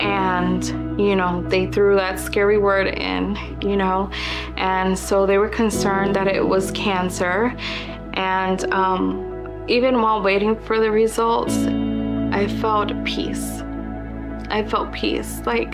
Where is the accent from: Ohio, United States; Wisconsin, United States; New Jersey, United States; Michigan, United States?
New Jersey, United States; moved away as an adult; I had just moved here and I was living with my sister. I came from New Jersey and she had a newborn baby